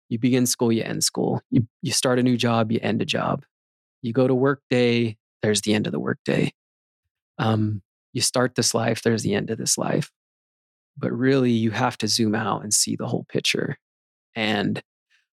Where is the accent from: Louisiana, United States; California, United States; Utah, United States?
Utah, United States; Magna; I'd say Magna